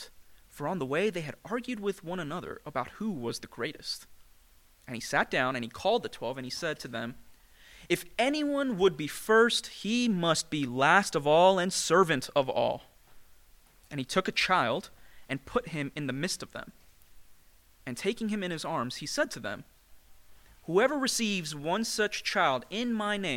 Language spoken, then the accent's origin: English; New York City, New York, United States; Growing up as an Indian immigrant in the greatest city in the world, New York City